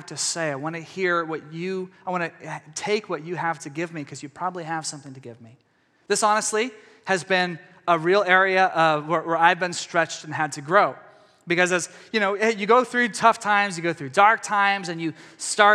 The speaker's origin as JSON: {"language": "English", "region": "East Texas", "country": "United States", "said": "I come from East Texas"}